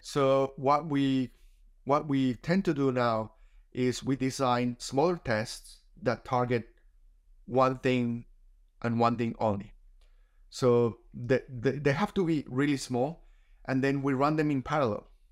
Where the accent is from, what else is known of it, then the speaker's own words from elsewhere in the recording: Colombia; moved away as an adult; now in Australia; I was a software engineer back in my home country in Colombia. for a few years before I moved to Australia